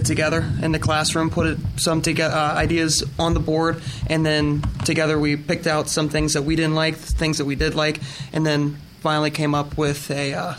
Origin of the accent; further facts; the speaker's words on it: Baldwin, Pennsylvania, United States; I'm actually from Baldwin.